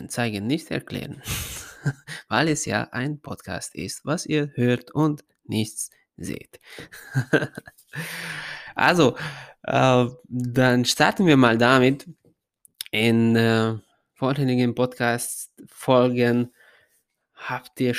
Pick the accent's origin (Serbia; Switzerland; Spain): Serbia; Ada, Vojvodina; German is a second language; habe ich dann meinen ersten Job als Fußballtrainer in äh, Ada, in meinem Heimatstadt, bekommen